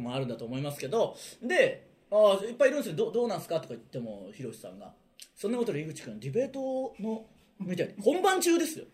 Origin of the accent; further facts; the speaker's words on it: Okayama, Japan; 岡山出身